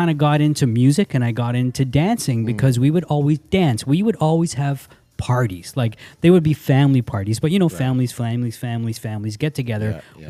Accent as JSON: {"language": "English", "town": "Toronto", "region": "Ontario", "country": "Canada", "tie": "born or raised there", "said": "We grew up in Keelan Finch. {S0} Okay. {S1} So Keelan Finch is not too far away from Jane and Finch."}